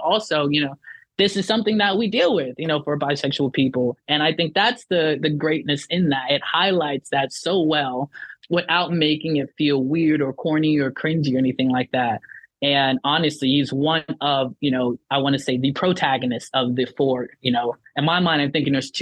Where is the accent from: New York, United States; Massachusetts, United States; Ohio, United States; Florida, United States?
Florida, United States; Miami; born or raised there; also born or lived in Lithia Springs, Georgia